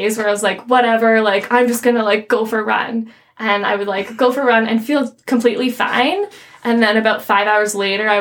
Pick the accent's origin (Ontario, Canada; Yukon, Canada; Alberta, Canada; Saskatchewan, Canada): Ontario, Canada; Windsor; So I grew up in Windsor, which mm-hmm. borders Detroit.